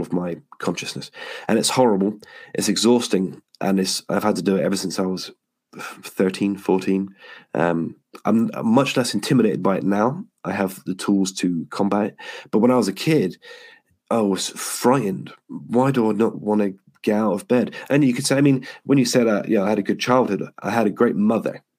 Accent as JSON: {"language": "English", "town": "Yeovil", "region": "South West England", "country": "United Kingdom", "tie": "born or raised there", "said": "I got home to my hometown of Yeovil"}